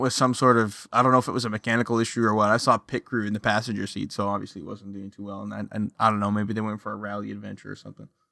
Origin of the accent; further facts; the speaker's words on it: Canada; I'm from Canada.